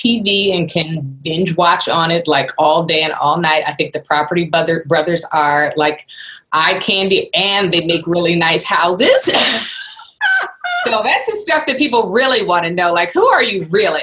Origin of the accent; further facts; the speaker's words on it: Philadelphia, Pennsylvania, United States; moved away; also born or lived in Los Angeles / Johannesburg, South Africa; I'm originally from Philadelphia.